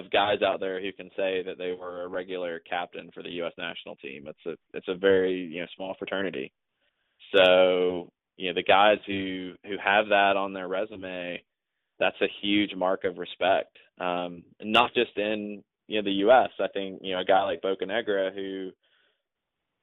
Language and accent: English; Atlanta, Georgia, United States; somebody who born and raised in Atlanta